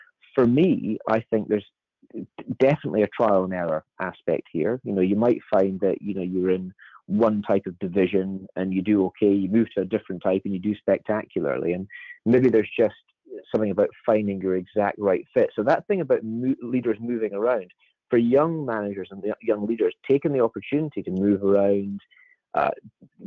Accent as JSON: {"language": "English", "town": "Edinburgh", "region": "Scotland", "country": "United Kingdom", "tie": "born or raised there", "said": "where I was born in Edinburgh"}